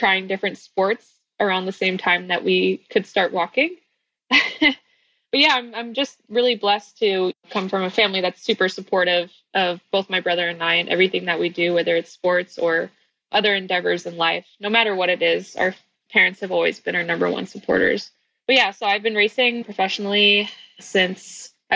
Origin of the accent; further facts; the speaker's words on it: Northern California, United States; also born or lived in Florida; I was born in Florida, but raised in Northern California